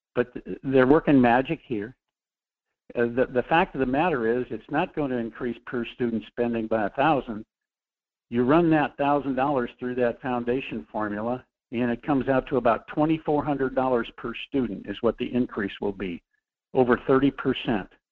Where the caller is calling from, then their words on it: Anchorage, Alaska, United States; calling from Anchorage